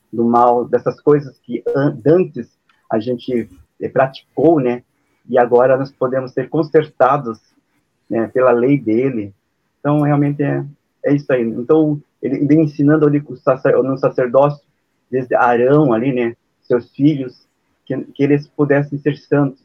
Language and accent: Portuguese; Paranaguá, Paraná, Brazil; sou aqui de Paranaguá, no Paraná, né? Litoral do Paraná.